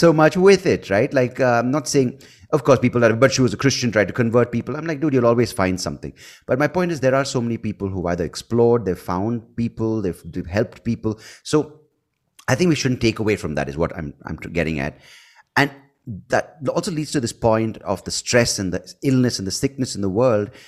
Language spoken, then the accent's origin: English; India; also born or lived in United States; I speak as an Indian